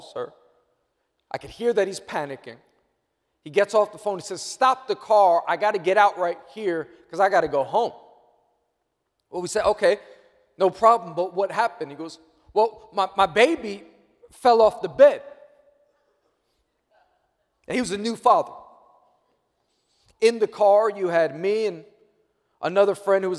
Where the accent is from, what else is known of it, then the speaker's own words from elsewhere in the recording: New York, United States; I'm born and raised in New York